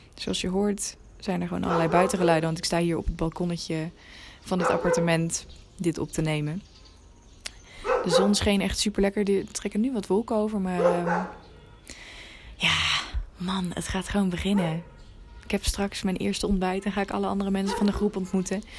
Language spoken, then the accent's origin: Dutch; Netherlands; als Nederlanders